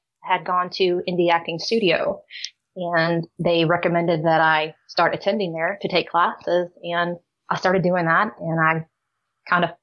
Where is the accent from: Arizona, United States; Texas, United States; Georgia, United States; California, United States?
Georgia, United States; moved away as an adult; now in Memphis, United States; I'm from Georgia